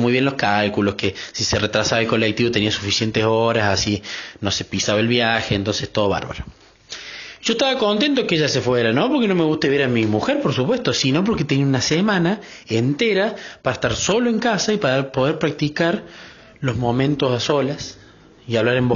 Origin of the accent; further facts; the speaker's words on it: Córdoba, Argentina; soy de Córdoba, Argentina